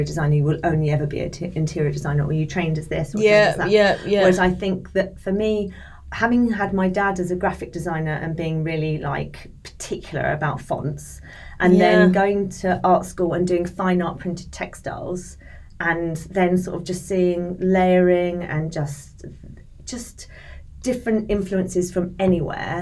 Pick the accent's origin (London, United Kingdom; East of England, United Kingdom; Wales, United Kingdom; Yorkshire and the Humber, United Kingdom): East of England, United Kingdom; Colchester; moved away as an adult; also born or lived in Liverpool; I'm from Colchester in Essex.